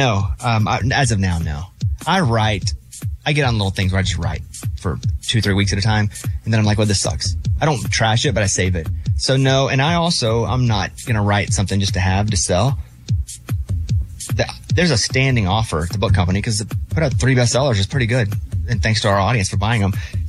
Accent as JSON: {"language": "English", "region": "Arkansas", "country": "United States", "said": "I'm from Arkansas, you know?"}